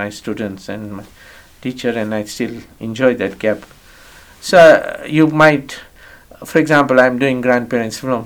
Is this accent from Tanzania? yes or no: yes; Tanzania; moved away as an adult; also born or lived in London, England; I was born in Tanzania, East Africa, on 10th December 1948.